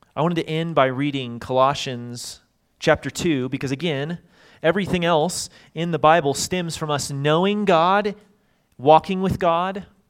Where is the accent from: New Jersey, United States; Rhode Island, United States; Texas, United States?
Texas, United States; Dallas; I grew up in Dallas